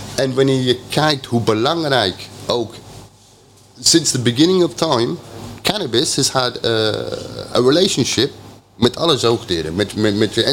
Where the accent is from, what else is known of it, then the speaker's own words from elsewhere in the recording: England, United Kingdom; Dutch is a second language; now in Netherlands; ik ben Engelsman